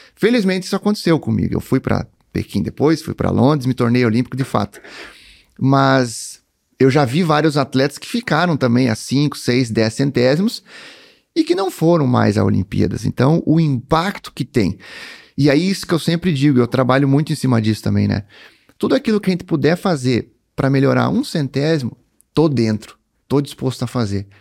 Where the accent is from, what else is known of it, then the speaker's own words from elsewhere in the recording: Cruz Alta, Rio Grande do Sul, Brazil; nasci em Cruz Alta, né, em 1982